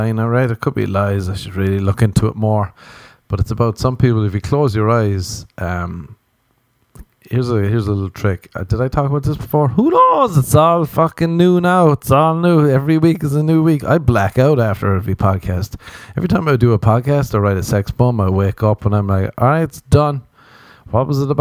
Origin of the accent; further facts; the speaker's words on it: Ireland; growing up in Ireland